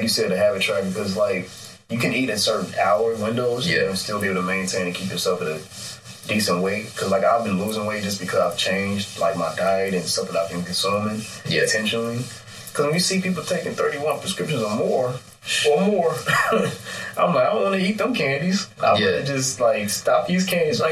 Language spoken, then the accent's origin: English; Chicago, Illinois, United States; I'm from the Chicago area. Like, I've lived all throughout.